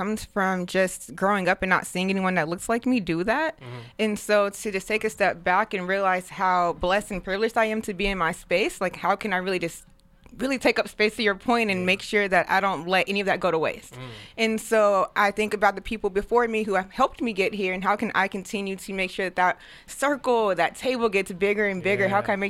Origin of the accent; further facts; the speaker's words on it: Denver, Colorado, United States; also born or lived in St. Louis, Missouri; Yeah, so I was born in St. Louis, Missouri, and then I moved to Denver, Colorado with my mom. I want to say when I was, like, 8 or 9.